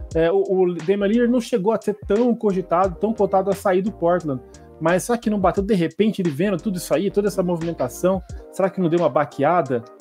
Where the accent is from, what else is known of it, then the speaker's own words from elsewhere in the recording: Brazil; quando era criança aqui no Brasil